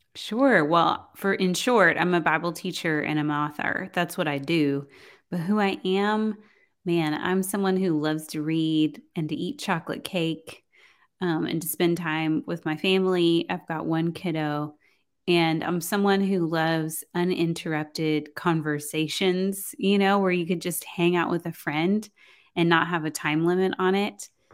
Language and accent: English; Houston, Texas, United States; also born or lived in College Station, Texas; I was gonna move from Houston to College Station